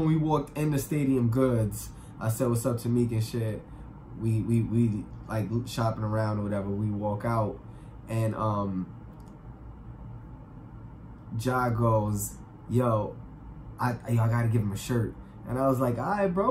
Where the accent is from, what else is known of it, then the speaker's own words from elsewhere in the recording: New York City, New York, United States; I'm from the Polo Grounds, from Uptown, the projects